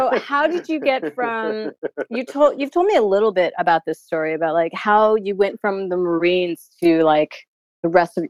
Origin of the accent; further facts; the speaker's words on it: New York City, New York, United States; I've never lived any other place besides New York City.